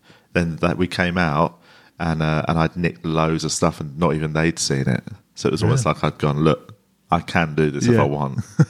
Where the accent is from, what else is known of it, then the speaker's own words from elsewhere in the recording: England, United Kingdom; It's that weird one where I was always aware that sort of I'm English.